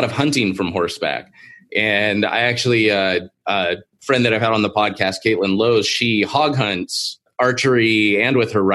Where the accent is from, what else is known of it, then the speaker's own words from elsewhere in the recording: Seal Beach, California, United States; moved away; I am originally from Seal Beach myself